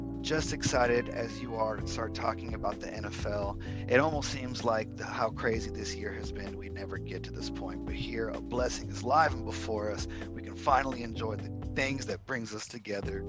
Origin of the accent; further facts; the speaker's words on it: Dallas-Fort Worth, Texas, United States; I am a DFW kid. I'm born and raised